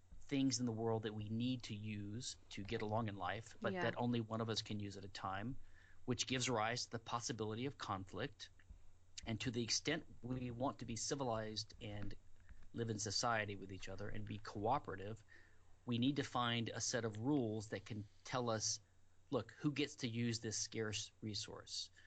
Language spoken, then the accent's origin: English; Louisiana, United States; now in Houston, United States; I'm from Louisiana originally in the U.S.